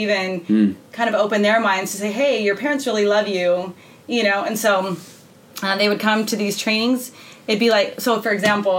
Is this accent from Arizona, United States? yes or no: yes; Flagstaff, Arizona, United States; also born or lived in New Mexico / Utah; Flagstaff, Arizona, I say is home.